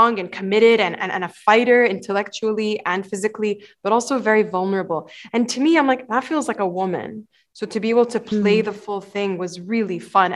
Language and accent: English; Bahrain; moved away; I was born and raised in Bahrain, and I'm half Egyptian, half Palestinian